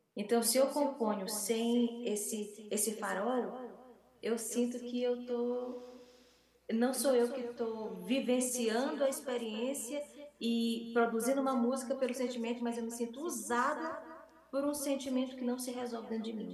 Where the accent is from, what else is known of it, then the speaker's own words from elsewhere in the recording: Northeast Region, Brazil; eu sou, do Nordeste do Brasil, é, brasileira, da América do Sul